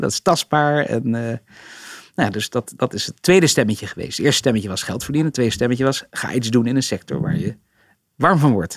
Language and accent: Dutch; Rotterdam, South Holland, Netherlands; we zijn natuurlijk opgegroeid in Rotterdam